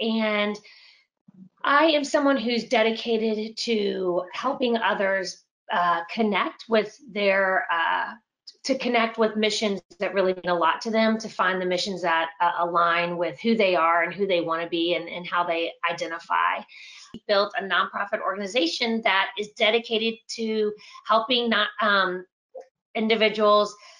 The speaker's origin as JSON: {"language": "English", "town": "Winter Park", "region": "Florida", "country": "United States", "tie": "born or raised there", "said": "I grew up here in Winter Park, and I am the youngest of five"}